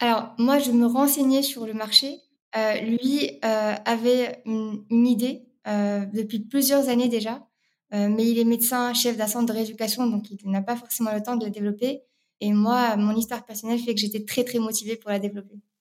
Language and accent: French; Rabat, Rabat-Salé-Kénitra, Morocco; moved away as an adult; now in France; je suis née à Rabat, au Maroc, euh, où j'ai grandi jusqu'à mes classes préparatoires.